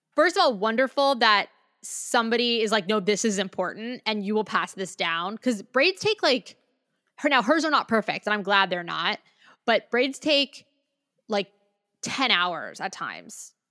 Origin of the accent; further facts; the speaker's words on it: Maryland, United States; I'm from Maryland